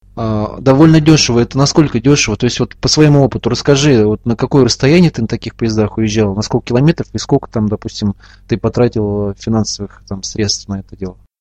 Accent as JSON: {"language": "Russian", "town": "Ufa", "region": "Bashkortostan", "country": "Russia", "tie": "born or raised there", "said": "в моем родном городе Уфе, столице Республики Башкортостан"}